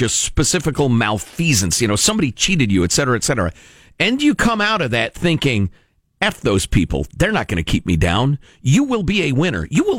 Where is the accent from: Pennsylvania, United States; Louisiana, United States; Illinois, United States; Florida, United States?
Illinois, United States; Chicago; I grew up in Chicagoland as a kid, and so I'd been observing Chicago and its politics since I was a weird little kid who read the paper every day.